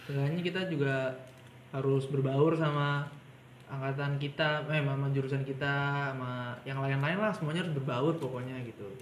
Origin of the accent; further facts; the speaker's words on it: Bekasi, West Java, Indonesia; kalau di sini tuh beda kan kalau gue dari Bekasi ya Bekasi kan